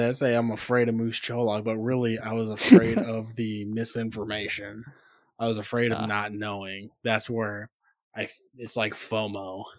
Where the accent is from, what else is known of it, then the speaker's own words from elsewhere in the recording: South Bend, Indiana, United States; growing up in South Bend